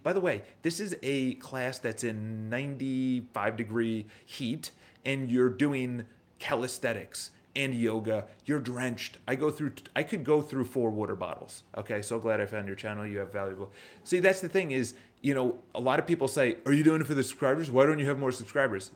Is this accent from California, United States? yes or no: no; New York, United States; accent: New York; that's my New York accent